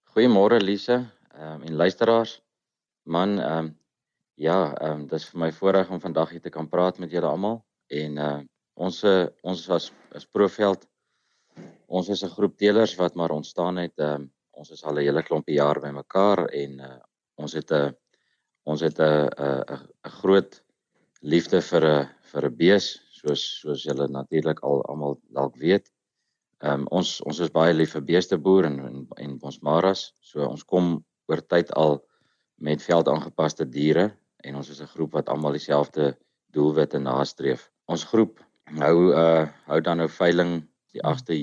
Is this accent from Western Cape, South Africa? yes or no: no; Vryburg, North West, South Africa; ek is van van Vryburg omgewing.